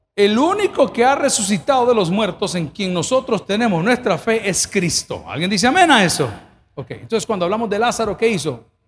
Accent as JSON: {"language": "Spanish", "country": "El Salvador", "said": "Yo no soy italiano, soy salvadoreño"}